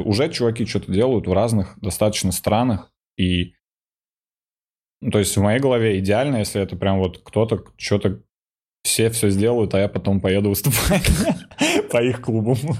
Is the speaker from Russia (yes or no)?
yes; Russia; я вот русский